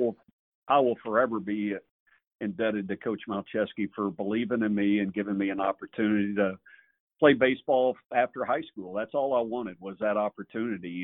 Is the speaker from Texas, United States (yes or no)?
yes; Gilmer, Texas, United States; I grew up in Gilmer